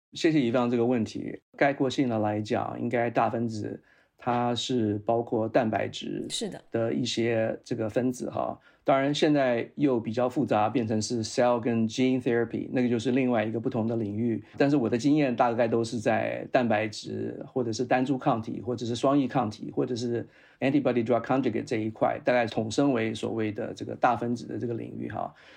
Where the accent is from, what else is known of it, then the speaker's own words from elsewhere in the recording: Taiwan; moved away as an adult; also born or lived in Utah, United States; 我是在台湾出生，然后在台湾受教育，在台湾当过两年兵， 然后呢，再到美国去念了研究所。那我在台湾的时候，我是念的是化学工程，是在淡江大学